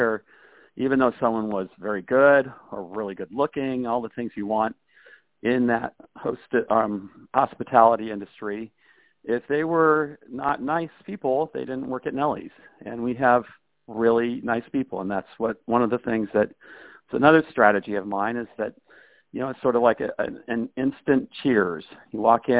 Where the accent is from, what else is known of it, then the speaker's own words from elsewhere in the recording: Kansas, United States; I come from there from Kansas, and they actually moved there in like 1850